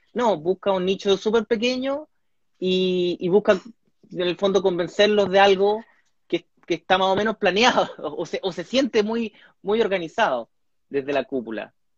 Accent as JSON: {"language": "Spanish", "country": "Chile", "moved": "as an adult", "lives_now": "California, United States", "said": "soy un humorista chileno, actualmente radicado en el extranjero"}